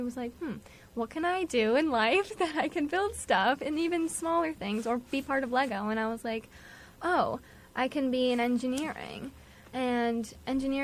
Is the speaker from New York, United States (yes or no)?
yes; White Plains, New York, United States; I'm from White Plains, New York